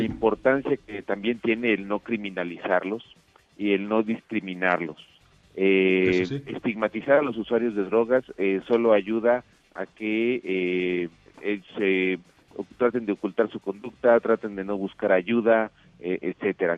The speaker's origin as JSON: {"language": "Spanish", "country": "Mexico", "said": "yo como mexicano"}